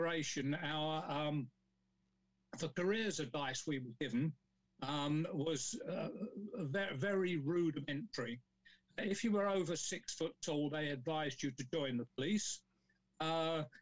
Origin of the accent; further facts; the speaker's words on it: London, United Kingdom; now in Kent, United Kingdom; I was born in South London in a place called Forest Hill, the main part of my education was at Brockley County Grammar School for Boys